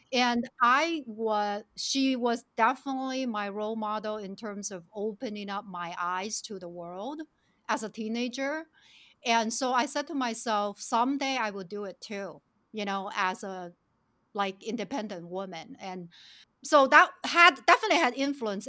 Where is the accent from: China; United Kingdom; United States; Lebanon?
China; moved away; also born or lived in Shenzhen; I was born and raised in China in actually very rural village